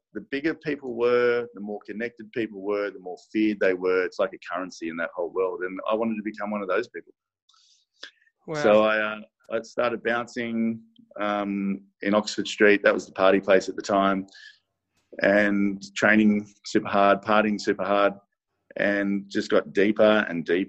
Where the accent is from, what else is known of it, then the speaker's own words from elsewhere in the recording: Sydney, New South Wales, Australia; I grew up in Maroubra, but then I moved into the city